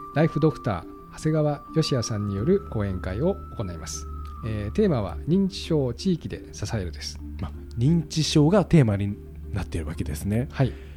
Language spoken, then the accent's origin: Japanese; Ota, Gunma, Japan; そこで生まれて育ってます